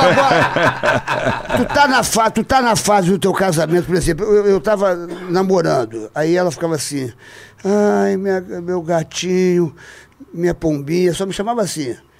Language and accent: Portuguese; Rio de Janeiro, Brazil; Eu sou carioca